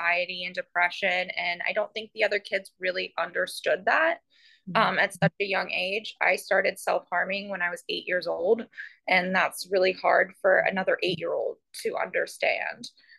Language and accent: English; Columbus, Ohio, United States; moved away as an adult; now in Port St. Lucie, United States; I grew up in Columbus, Ohio love Columbus, miss Columbus so terribly.